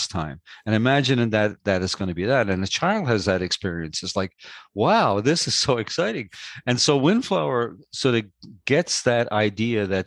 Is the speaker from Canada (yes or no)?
yes; St. John's, Newfoundland and Labrador, Canada; moved away; I'm actually from St. John's, which is what they call the big city, the town in Newfoundland